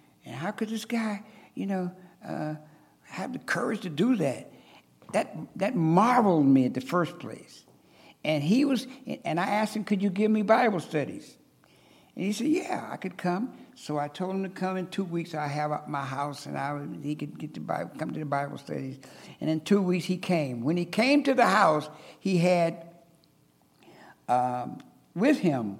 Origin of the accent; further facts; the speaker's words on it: South Bend, Indiana, United States; I was raised in South Bend, Indiana